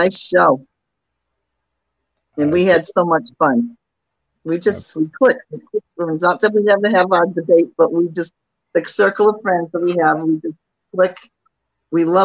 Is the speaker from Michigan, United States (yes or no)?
no; Acushnet, Massachusetts, United States; moved away as an adult; also born or lived in New Bedford, Massachusetts; now in Hyannis, United States; I live in Hyannis right now for many years, but New Bedford will always be home. I grew up in Acushnet.